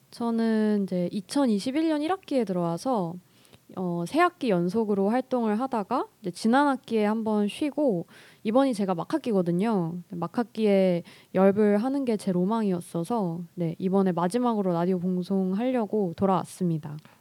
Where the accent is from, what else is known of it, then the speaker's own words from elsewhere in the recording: Seoul, South Korea; 저는 서울에서 나고 자랐고요